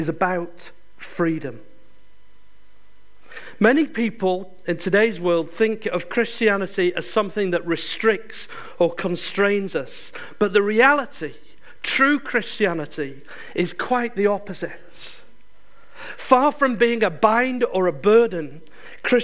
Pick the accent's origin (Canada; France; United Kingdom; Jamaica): United Kingdom; Yorkshire and the Humber; moved away; I come from Yorkshire. I'm very proud of it